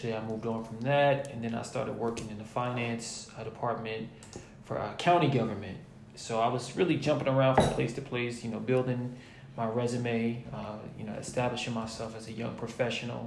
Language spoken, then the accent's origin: English; New Jersey, United States; also born or lived in Virginia; I am from New Jersey. I went to Virginia State back in 2009 to 2013. I moved back home to New Jersey